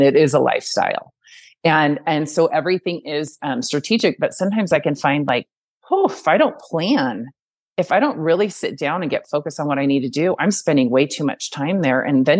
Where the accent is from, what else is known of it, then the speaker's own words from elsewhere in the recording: Reno, Nevada, United States; I came from Reno. I really wanted to come back here. I'm a mountain girl.